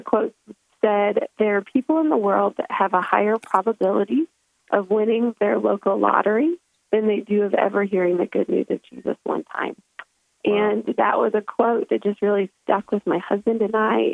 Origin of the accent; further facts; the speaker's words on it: United States; moved away; I grew up in America